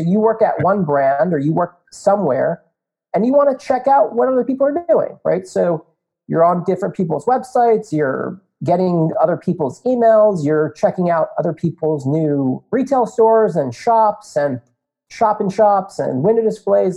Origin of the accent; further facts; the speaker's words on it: North Potomac, Maryland, United States; also born or lived in Indiana; born and raised in North Potomac, Maryland